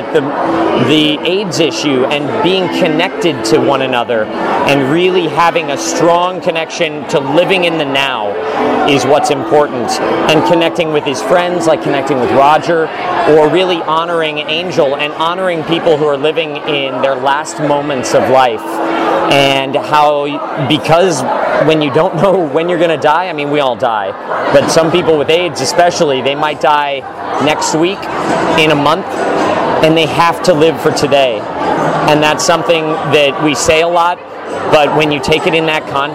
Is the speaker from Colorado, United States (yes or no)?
yes; Denver, Colorado, United States; moved away as an adult; also born or lived in Michigan / New York City; I grew up in Denver, Colorado